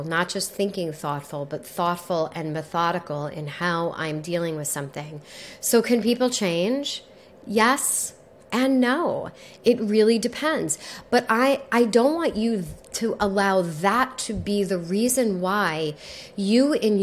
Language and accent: English; New York, United States; I'm also from New York